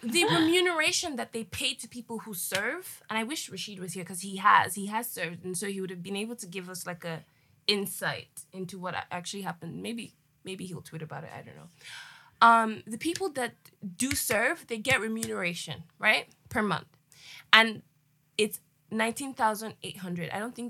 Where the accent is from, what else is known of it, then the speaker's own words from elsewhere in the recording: Nigeria; If I don't have any cause to move back to Nigeria and work as a Nigerian.